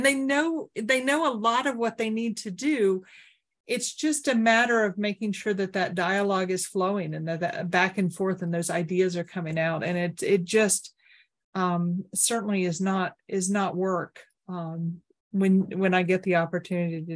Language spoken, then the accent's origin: English; Oak Ridge, Tennessee, United States; I grew up in Oak Ridge